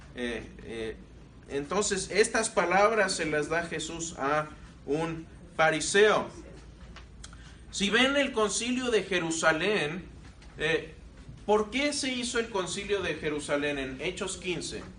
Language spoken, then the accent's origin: Spanish; Querétaro, Mexico; moved away; also born or lived in Mexico City; Y digo, yo Querétaro. Ahí pasé toda mi eh, la mayor parte de mi niñez, mi adolescencia, hasta la edad adulta. Ahí me crié